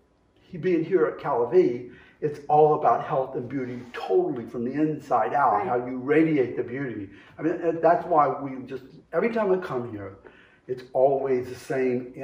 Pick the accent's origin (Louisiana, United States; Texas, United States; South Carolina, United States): Louisiana, United States; New Orleans; moved away as an adult; now in New York, United States; Born in New Orleans